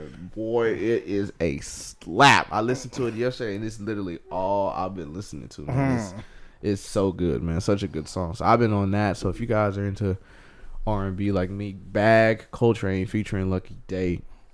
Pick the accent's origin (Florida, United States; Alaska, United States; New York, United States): New York, United States; Buffalo; I'm from East Buffalo, New York.